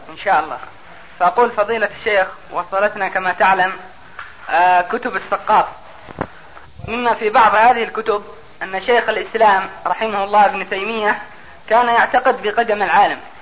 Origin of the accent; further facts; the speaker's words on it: Aden, Yemen; عندنا في عدن